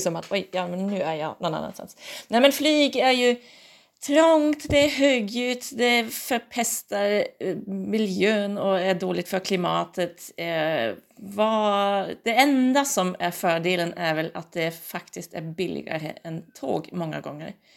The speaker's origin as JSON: {"language": "Swedish", "country": "Germany", "moved": "yes", "lives_now": "Umeå, Sweden", "said": "jag kommer ju från Tyskland"}